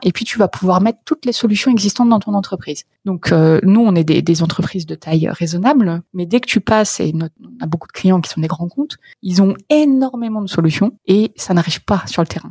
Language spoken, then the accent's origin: French; Creil, Hauts-de-France, France; moved away; je viens d'une lignée d'agriculteurs bretons. Euh, si j'ai grandi à Creil